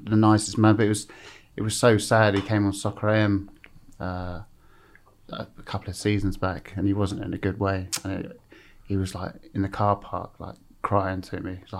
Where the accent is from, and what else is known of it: Epsom, South East England, United Kingdom